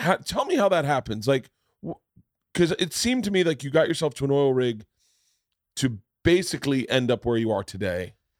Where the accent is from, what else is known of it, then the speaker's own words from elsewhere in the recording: Florida, United States; I grew up in Florida. So the ocean was part of our lives growing up